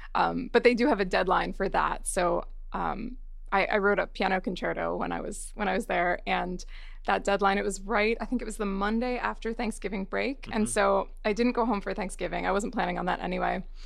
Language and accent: English; northern New Jersey, United States; now in Los Angeles, United States; I loved growing up in New Jersey